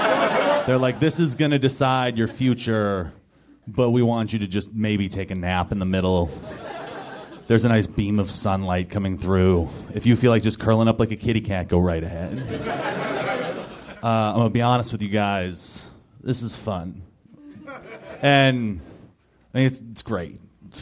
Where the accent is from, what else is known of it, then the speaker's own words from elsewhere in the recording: Los Angeles, California, United States; I am from Southern California. Do we have anybody else here who's from Southern California?